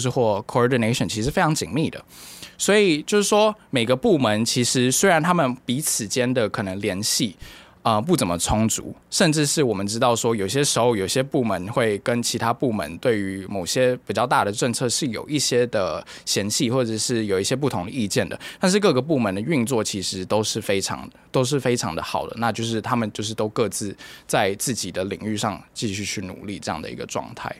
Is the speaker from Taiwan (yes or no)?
yes; Taiwan; also born or lived in Myanmar; 作为一个台湾人